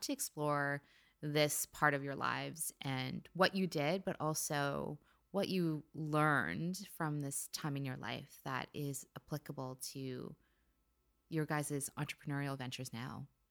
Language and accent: English; California, United States; also born or lived in Philippines; we moved over to California when I was ten months old